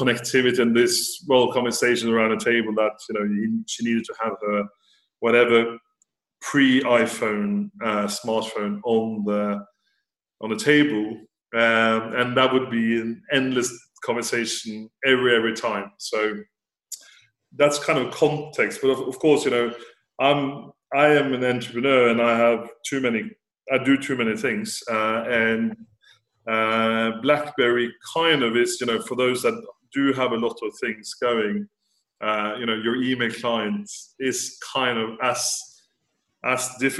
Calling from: Florence, Tuscany, Italy; Florence in Italy.

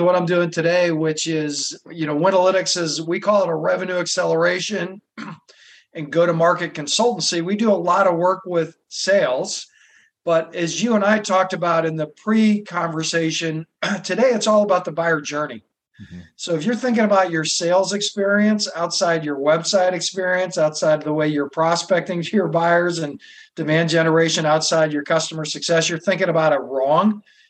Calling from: Boston, Massachusetts, United States; In Boston. I moved here like 20 years ago, and sometimes the spring, early summer is beautiful

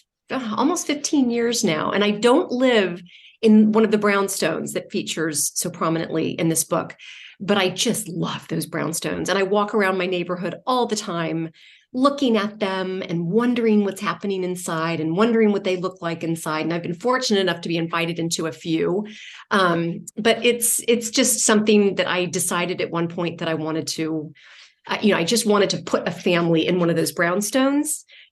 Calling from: New York City, New York, United States; I am in from New York City at the moment.

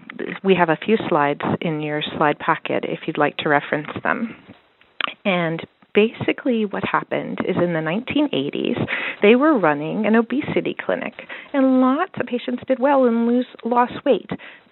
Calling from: Baltimore, Maryland, United States; I'm calling you from Baltimore. Baltimore is a remarkable city. It's vibrant. It's creative.

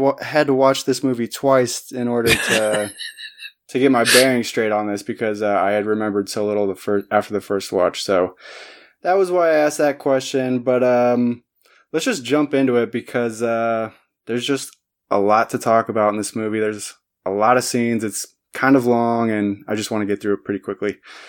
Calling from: Goshen, Indiana, United States; I'm recording from Goshen, Indiana.

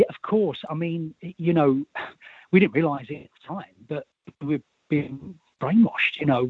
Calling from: Milton Keynes, South East England, United Kingdom; I'm calling from Milton Keynes in Buckinghamshire

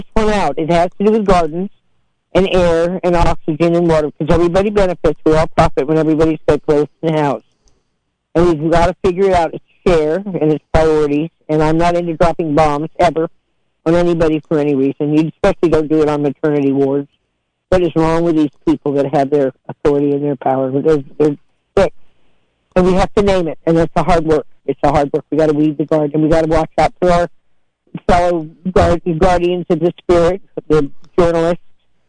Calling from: Caspar, California, United States; I'm from Casper, and I don't want you to mess with this abalone or the seaweed or the seals and the sea lions

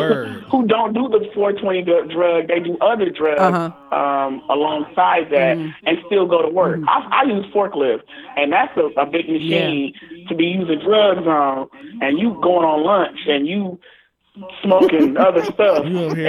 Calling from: Toledo, Ohio, United States; I'm calling from Toledo, Ohio, the 419

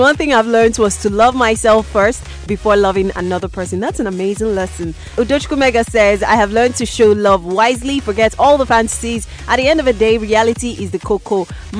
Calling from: Enugu, Enugu State, Nigeria; I'm calling you from Sound City Radio in Enugu.

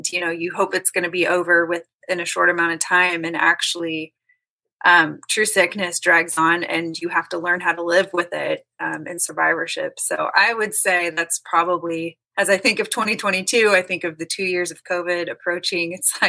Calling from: Kansas City, Missouri, United States; Kansas City, Missouri.

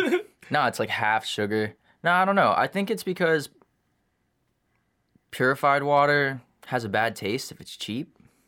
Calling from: Arizona, United States; Yeah, so we're live from Arizona, and oftentimes I know I get thirsty in this hot, hot desert

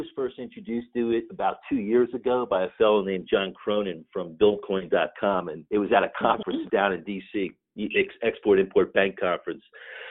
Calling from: Rockville, Maryland, United States; I'm coming from just outside the nation's capital in Washington, D.C., in a suburb of Maryland called Rockville.

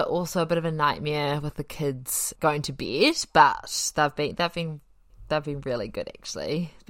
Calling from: Wanaka, Otago, New Zealand; I'm currently recording from Wanaka, actually.

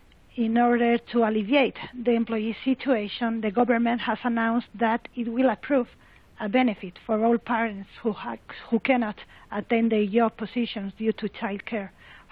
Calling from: Madrid, Community of Madrid, Spain; English is a second language; I'm speaking from Madrid, and I am very thankful for having the opportunity to participate.

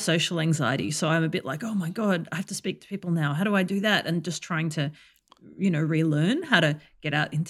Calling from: Melbourne, Victoria, Australia; I'm in Melbourne and it is 8 o'clock in the morning on a Saturday.

